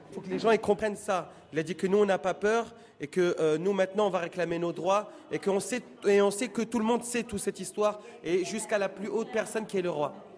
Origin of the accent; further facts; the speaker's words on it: France; Je suis français, je suis né en France. J'ai grandi en France